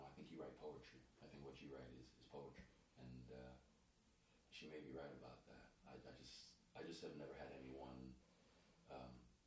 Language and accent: English; New York, United States; When I lived here in the city, growing up in New York